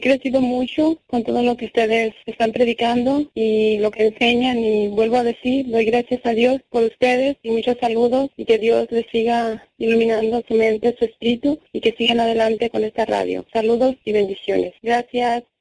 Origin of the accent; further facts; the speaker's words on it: Jalisco, Mexico; now in Detroit, United States; y yo lo escucho en Detroit, Michigan. Soy de Jalisco